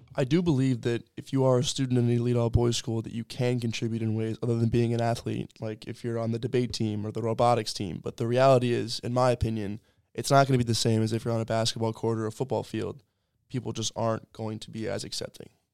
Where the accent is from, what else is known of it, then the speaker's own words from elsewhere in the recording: Annapolis, Maryland, United States; I'm from Annapolis, Maryland, and I'm a sophomore here at Colby